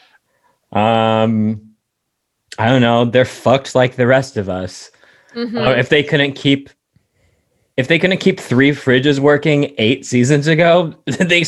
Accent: Riverside, California, United States; In Riverside, California

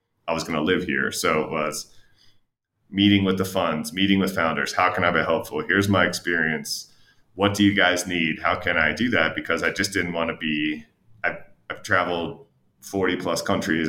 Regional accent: United States; moved away as an adult; also born or lived in New Jersey / Chicago; now in Mexico; I grew up around Philadelphia or Baltimore or Camden or all these other places

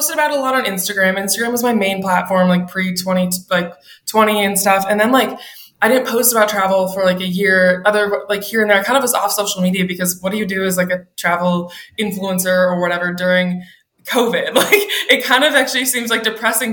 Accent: Minneapolis, Minnesota, United States; moved away as an adult; now in Seattle, United States; I'm from Minneapolis originally.

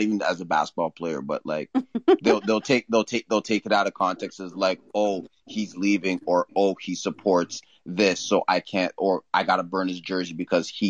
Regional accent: Brampton, Ontario, Canada; I'm from Brampton. It's close to Toronto

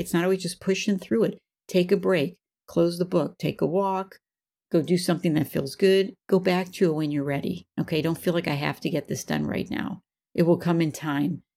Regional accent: Buffalo, New York, United States; I grew up in Buffalo, New York

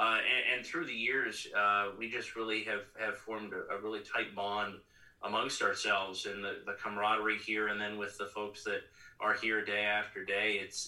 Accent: Bellefonte, Pennsylvania, United States; I'm originally from Bellefonte.

